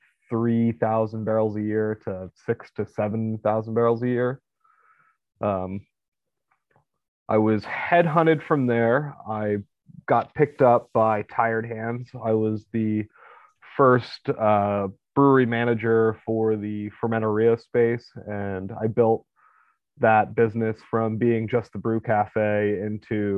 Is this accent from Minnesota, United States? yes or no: no; Downingtown, Pennsylvania, United States; also born or lived in Kutztown, Pennsylvania / Ocean, New Jersey / Williamsport, Pennsylvania; I grew up in Downingtown.